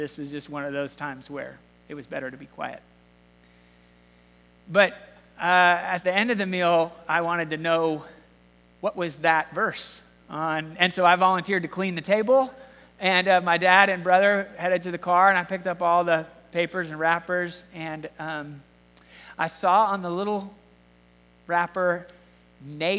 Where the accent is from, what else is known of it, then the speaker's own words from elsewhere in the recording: Southern California, United States; moved away; when we were kids growing up in Southern California